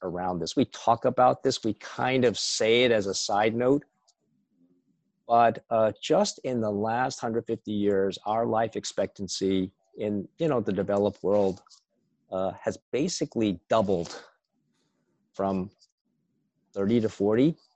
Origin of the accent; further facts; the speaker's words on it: United States; I was born in the States, and my parents were immigrants from Taiwan.